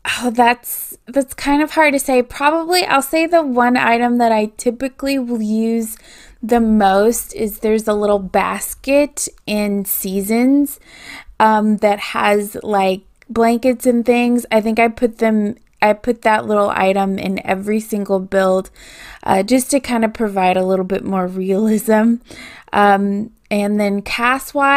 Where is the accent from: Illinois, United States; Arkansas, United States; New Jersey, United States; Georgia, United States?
Arkansas, United States; I'm from Arkansas, USA